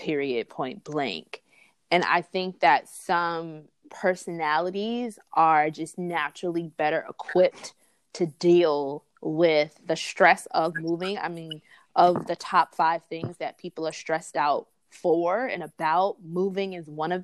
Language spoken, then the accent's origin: English; New York City, New York, United States; also born or lived in Memphis, Tennessee / Chicago, Illinois / Harlem, New York; So from fourth grade to graduating from high school, it was back and forth between Brooklyn and Harlem, New York.